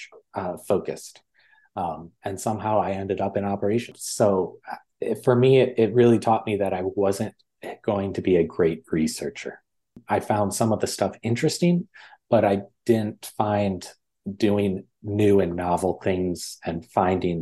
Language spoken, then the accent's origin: English; West Michigan, United States; moved away as an adult; also born or lived in Maryland; growing up in West Michigan